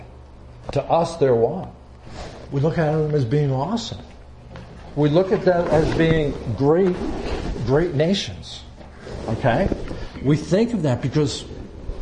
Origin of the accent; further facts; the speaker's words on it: Long Island, New York, United States; now in Pennsylvania, United States; I grew up on Long Island, so we oftentimes went down to what we call Jones Beach